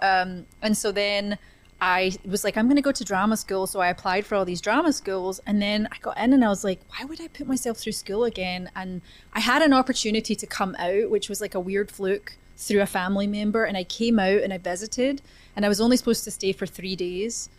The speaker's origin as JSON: {"language": "English", "area": "a little town just outside of Glasgow", "region": "Scotland", "country": "United Kingdom", "tie": "born or raised there", "moved": "yes", "lives_now": "Los Angeles, United States", "said": "I was born in a, a, little town just outside of Glasgow in Scotland"}